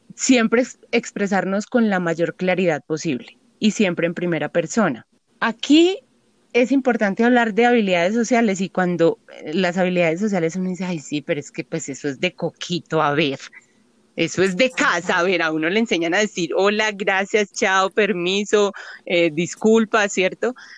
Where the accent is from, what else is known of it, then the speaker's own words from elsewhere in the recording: Paisa, Antioquia, Colombia; Como, como buenas paisas